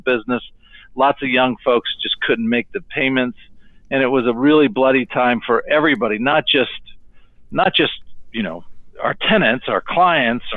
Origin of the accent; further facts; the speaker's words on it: Sierra Vista, Arizona, United States; moved away as an adult; now in Phoenix, United States; I'm from Sierra Vista, Arizona, which is in southern Arizona, about 15 minutes from the Mexico border